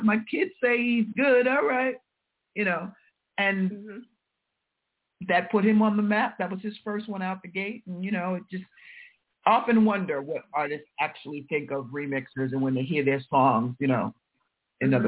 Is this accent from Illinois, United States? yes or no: no; New York, United States; I'm a New Yorker and Kiss FM is on, you know, definitely on our dials here.